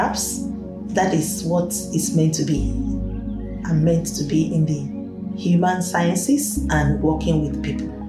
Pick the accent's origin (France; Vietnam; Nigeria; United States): Nigeria; Ibadan, Oyo; moved away as an adult; now in Sydney, Australia; I'm originally from Nigeria in West Africa. I migrated to Australia in 1999. I was born in Ibadan. It's in western part of Nigeria.